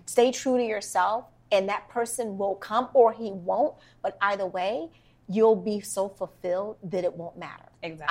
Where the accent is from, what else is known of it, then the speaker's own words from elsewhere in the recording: Washington, District of Columbia, United States; I'm from Washington, DC